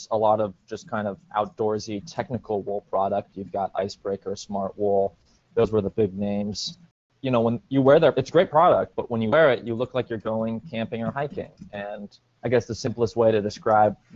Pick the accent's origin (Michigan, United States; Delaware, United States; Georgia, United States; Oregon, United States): Oregon, United States; Portland; moved away as an adult; also born or lived in New York City / Upstate New York; I'm from Portland, Oregon, and then went to college out in New York, upstate New York, at Cornell University